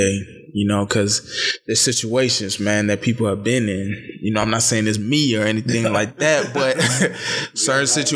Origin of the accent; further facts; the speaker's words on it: Dallas, Texas, United States; I'm from Dallas, Texas.